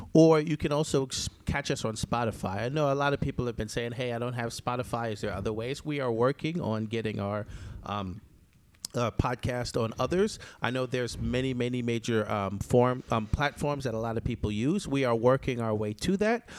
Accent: New York, United States; also born or lived in Jamaica; New Yorkers, we always have a knife somewhere

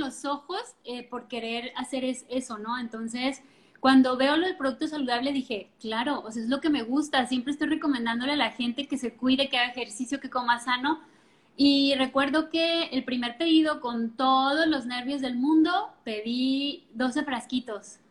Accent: Colima, Mexico; also born or lived in La Paz; Yo soy originaria de Colima, Colima, y nos fuimos a vivir a La Paz

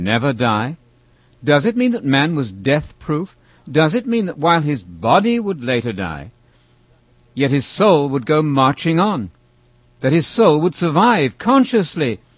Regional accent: England, United Kingdom; I was about 13 years old, growing up in England.

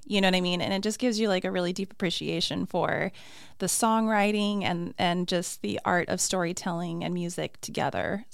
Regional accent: Flagstaff, Arizona, United States; also born or lived in Phoenix, Arizona; I'm originally from Flagstaff

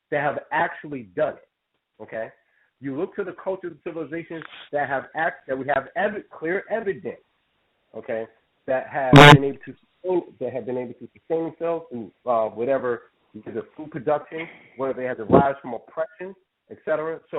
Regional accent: New Jersey, United States; accent: Jersey; forget my Jersey accent.

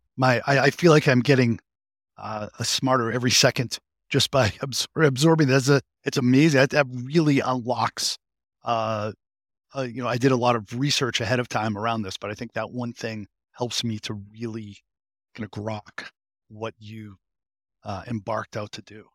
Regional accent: Boston, Massachusetts, United States; I'm a, a fellow New Englander from, from, from, um, from Massachusetts. I'm a masshole from Greater Boston

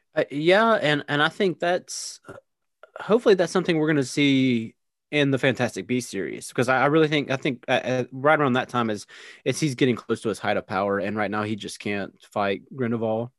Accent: United States; I'm American

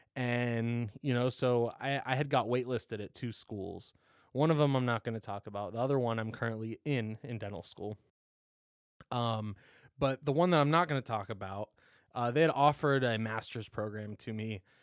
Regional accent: Columbus, Ohio, United States; Born and raised in Columbus, Buckeye through and through

